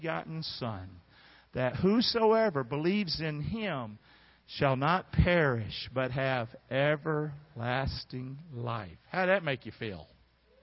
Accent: Rockingham, North Carolina, United States; moved away; I'm from Rockingham, North Carolina, and I know what it is to be from Carolina and the Carolina folk

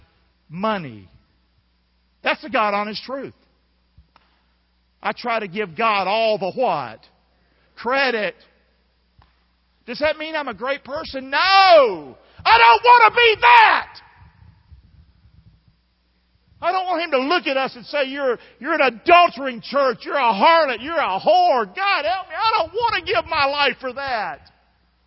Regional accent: Rockingham, North Carolina, United States; I'm from Rockingham. I'm the son of a drunk woman.

